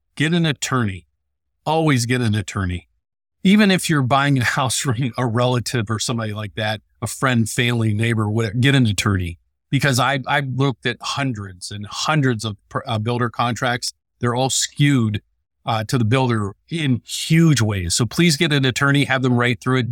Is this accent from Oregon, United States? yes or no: no; West Virginia, United States; moved away; also born or lived in Illinois; I'm from West Virginia